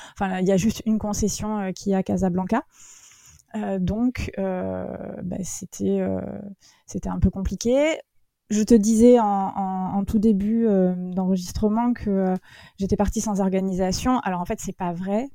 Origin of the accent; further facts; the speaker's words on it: Bordeaux, Nouvelle-Aquitaine, France; je suis de Bordeaux.